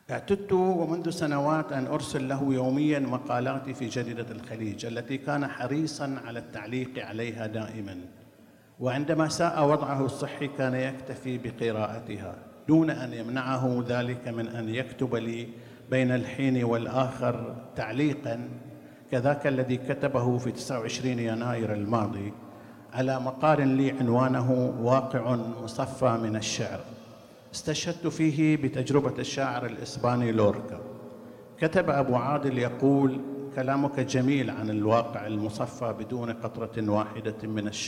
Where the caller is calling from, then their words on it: Bahrain; أنا طبعا أحييكم من البحرين أنقل إليكم تحيات الكثيرين من أهل الثقافة والفكر فيها